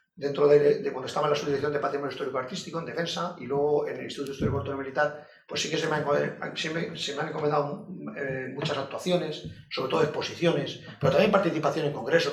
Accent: Spain; nosotros en España

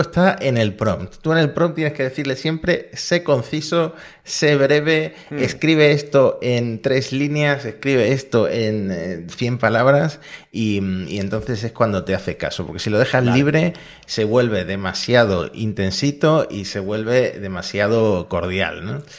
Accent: Argentina; Yo como argentino

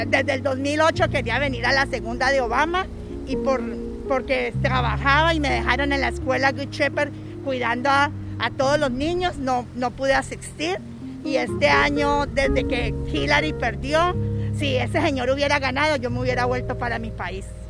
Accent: Colombia; now in Florida, United States; Yo soy de, la, de Colombia y vivo en la Florida. Hace 30 años llegué buscando el sueño americano

